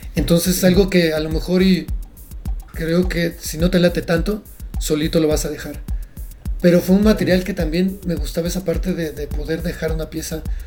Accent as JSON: {"language": "Spanish", "town": "Mérida", "region": "Yucatán", "country": "Mexico", "moved": "yes", "lives_now": "Mexico City, Mexico", "said": "soy de Mérida, soy yucateco"}